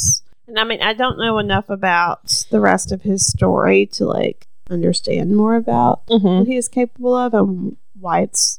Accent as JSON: {"language": "English", "region": "the South", "country": "United States", "said": "And I think we're from the South."}